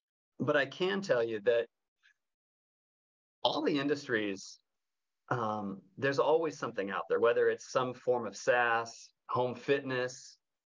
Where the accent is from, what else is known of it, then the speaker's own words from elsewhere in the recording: Northern California, United States; I'm from Northern California